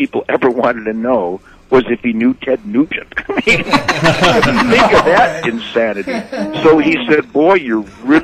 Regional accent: Redford, Michigan, United States; I was born and raised in Redford over there

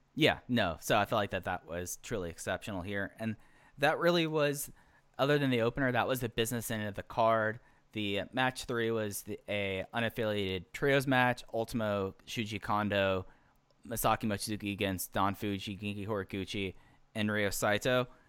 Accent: Dallas, Texas, United States; I grew up in Dallas Fort Worth during the Dirk days

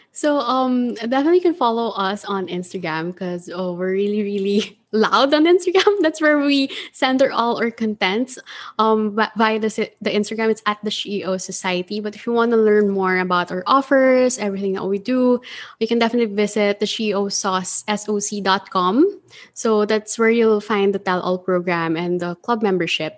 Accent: Manila, Metro Manila, Philippines; I'm from Manila

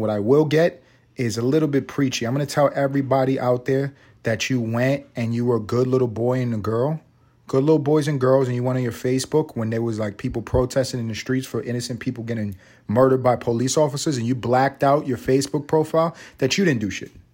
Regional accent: New York City, New York, United States; I'm from the hood. I'm from Harlem.

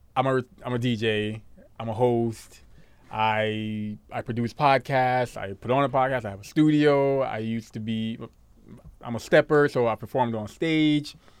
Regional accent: New York City, New York, United States; also born or lived in Guyana; I'm from Brooklyn, son. Canarsie

